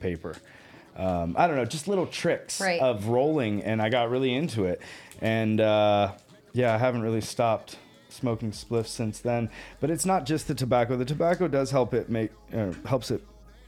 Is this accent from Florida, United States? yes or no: no; Northern California, United States; moved away as an adult; also born or lived in Colorado; I grew up in Northern California.